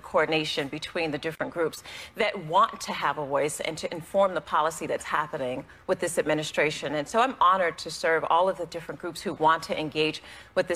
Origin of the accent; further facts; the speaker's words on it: Youngstown, Ohio, United States; I grew up in Youngstown, Ohio, in the Westlake Projects, a housing project